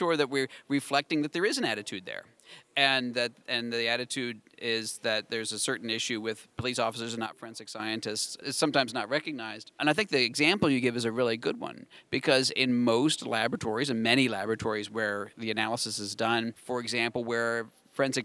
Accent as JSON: {"language": "English", "region": "Maryland", "country": "United States", "tie": "born or raised there", "moved": "as an adult", "lives_now": "North Carolina, United States", "said": "my home state, well, I'm in North Carolina now, but I used to be in Maryland"}